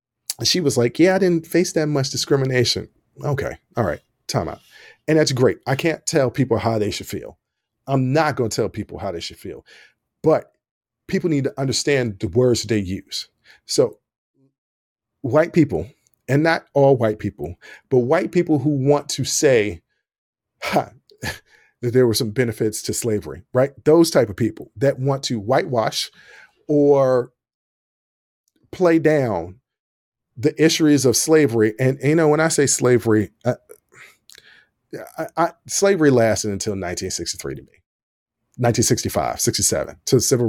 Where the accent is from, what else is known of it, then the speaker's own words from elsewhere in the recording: Lynchburg, Virginia, United States; also born or lived in Illinois / Richmond, Virginia; Let me remind everybody, I'm from Southern Virginia. This town called Lynchburg, Virginia. And I lived in Illinois and I lived in Richmond.